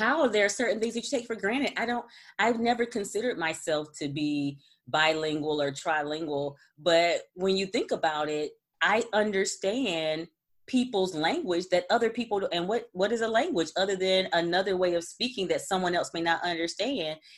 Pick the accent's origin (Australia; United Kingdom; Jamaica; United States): Jamaica; in Jamaica, you know, we speak English, but there's an accent and then there's a dialect